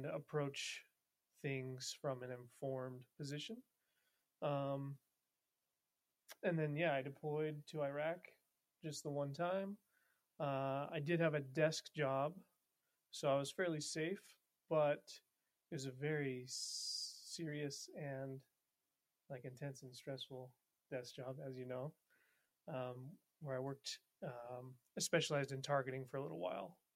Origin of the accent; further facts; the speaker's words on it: Montana, United States; moved away as an adult; now in Utah, United States; I grew up in Montana